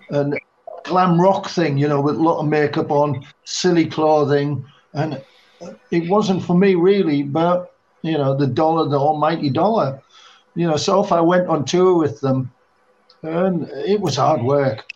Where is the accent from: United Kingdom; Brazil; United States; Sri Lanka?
United Kingdom; England; also born or lived in Oxfordshire / London; we were all from the same area in England